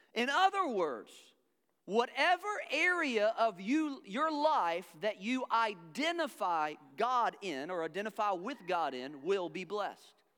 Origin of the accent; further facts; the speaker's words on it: the American South, United States; accent: southern; now in Charlotte, United States; I am from the South